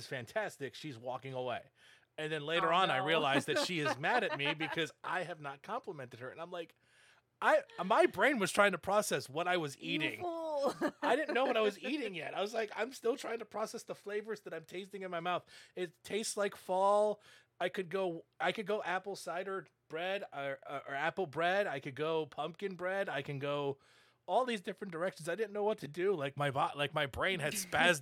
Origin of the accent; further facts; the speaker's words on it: New England, United States; I'm from New England